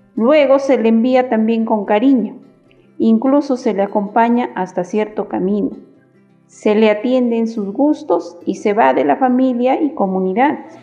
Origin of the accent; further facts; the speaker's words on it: Puno, Peru; soy de Puno